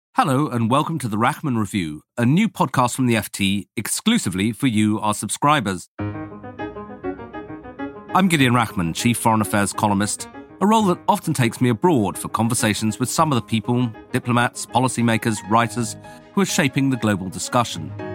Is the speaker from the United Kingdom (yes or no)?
yes; United Kingdom; as a Brit who goes to America quite a lot